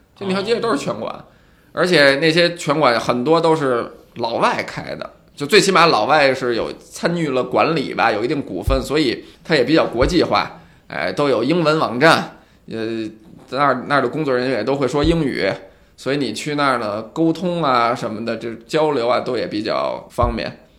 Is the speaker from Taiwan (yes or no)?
no; China; also born or lived in Beijing; now in Shanghai, China; 咱们中国人